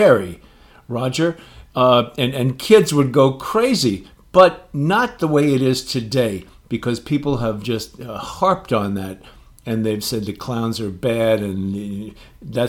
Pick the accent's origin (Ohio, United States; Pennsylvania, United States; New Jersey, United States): New Jersey, United States; Jersey City; I grew up in Jersey City